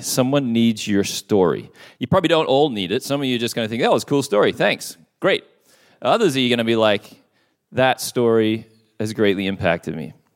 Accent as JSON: {"language": "English", "town": "Perth", "region": "Western Australia", "country": "Australia", "tie": "born or raised there", "moved": "yes", "said": "I was at a church, uh, in my hometown of Perth, Western Australia"}